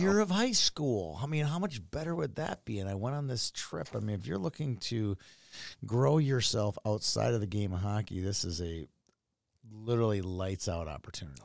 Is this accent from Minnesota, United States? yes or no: yes; Minneapolis, Minnesota, United States; where I grew up on Lake of the Isles